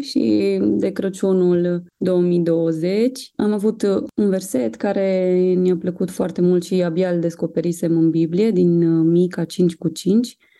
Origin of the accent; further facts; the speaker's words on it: Sibiu, Sibiu County, Romania; noi suntem din Sibiu